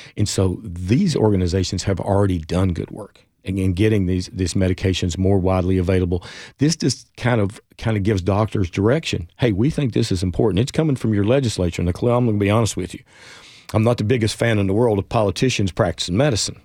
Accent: Jonesborough, Tennessee, United States; also born or lived in Johnson City, Tennessee; I was in East Tennessee at the time, my hometown of Jonesboro in Johnson City

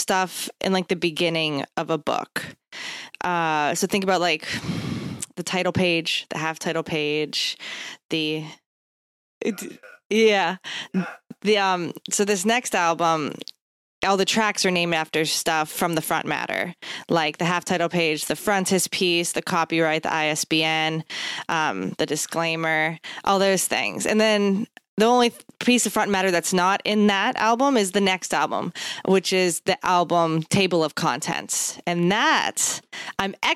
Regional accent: Pittsburgh, Pennsylvania, United States; now in Bloomington, United States; I'm like from Pittsburgh.

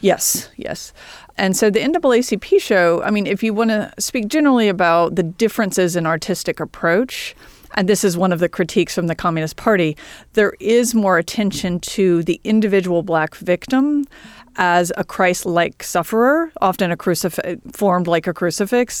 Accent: Columbia, South Carolina, United States; I'm from Columbia, South Carolina

